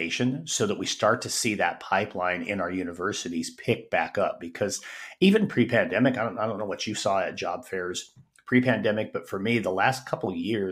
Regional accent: Wyoming, United States; moved away as an adult; also born or lived in Arizona / Colorado; returned to my home state, Wyoming

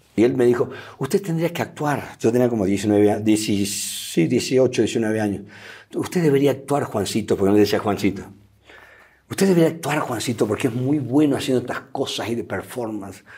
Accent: Argentina; moved away as an adult; now in Mexico; me fui de Argentina

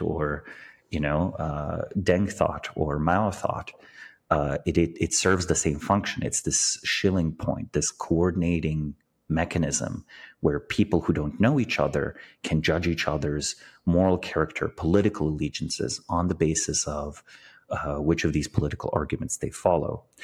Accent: Slovenia; I was born in Slovenia, but, you know, in nineteen eighty-eight, but, but until nineteen ninety-one, it was part of Yugoslavia.

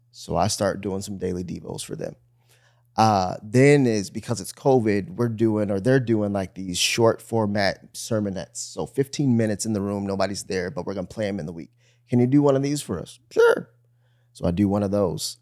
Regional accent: Bloomfield, Michigan, United States; moved away; also born or lived in Miami; I grew up in Bloomfield, Michigan, which is super suburbia

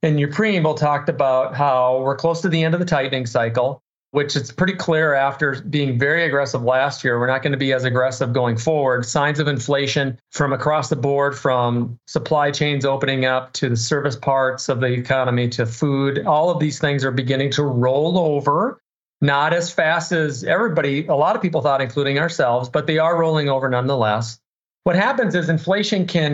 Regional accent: Minnesota, United States; I'm just a common sense kid born and raised in Minnesota

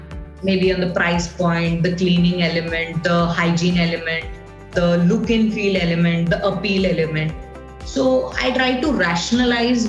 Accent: Mumbai, Maharashtra, India; I am from Bombay

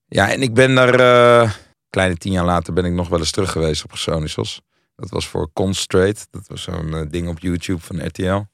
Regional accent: Hilversum, North Holland, Netherlands; Ik kom zelf uit Hilversum

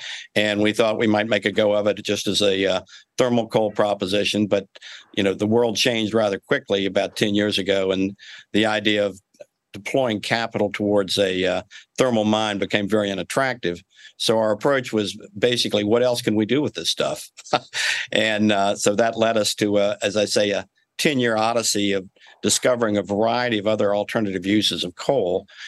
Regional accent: Kentucky, United States

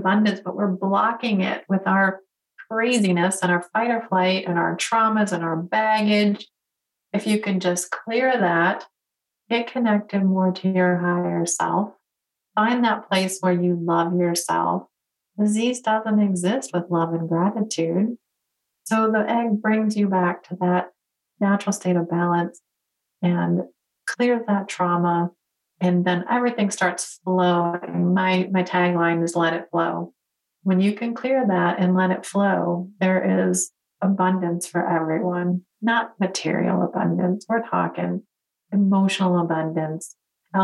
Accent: Detroit, Michigan, United States; So born and raised in Detroit, go to school for engineering.

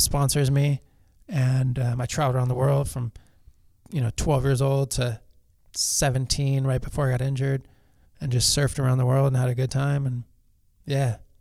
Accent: Los Angeles, California, United States; I grew up in Pacific Palisades

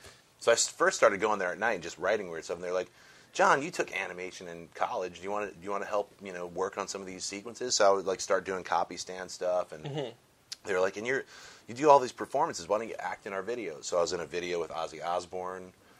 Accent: Connecticut, United States; also born or lived in Chicago; I grew up in Connecticut, and then I went to the Art Institute of Chicago, and then I moved out here in like '99.

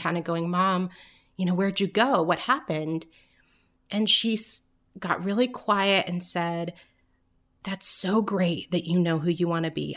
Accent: Orange County, Southern California, United States; also born or lived in New York; now in Atlanta, United States; I grew up in California

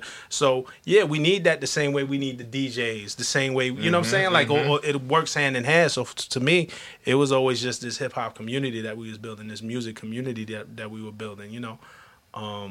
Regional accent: New York City, New York, United States; I come from Flatbush, Brooklyn.

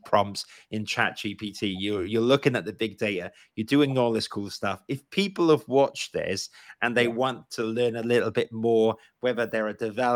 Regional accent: Wales, United Kingdom; accent: Welsh; my Welsh accent

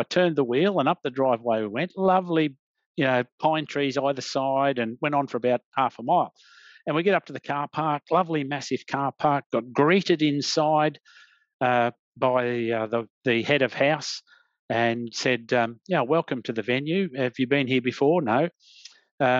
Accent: Australia; as an Australian

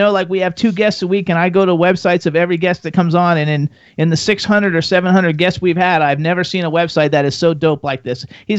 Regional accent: Miami, Florida, United States; now in Bucks County, Pennsylvania, United States; I'm from Florida

